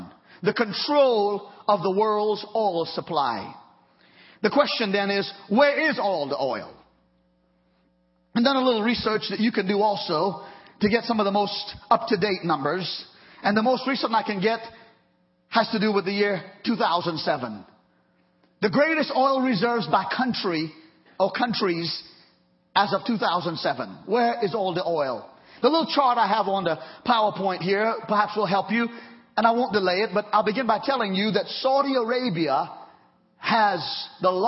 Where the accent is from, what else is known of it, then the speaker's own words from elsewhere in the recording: Trinidad & Tobago; moved away; growing up in Trinidad when Texaco was in Trinidad very strong